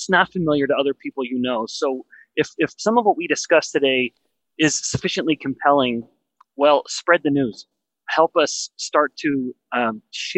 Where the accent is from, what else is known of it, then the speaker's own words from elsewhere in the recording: Western Canada, Canada; I'm from Western Canada